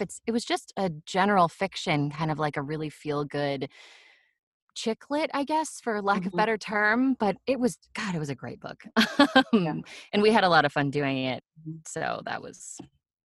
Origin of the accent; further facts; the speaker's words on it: West Coast, United States; I'm from the West Coast and we say Nevada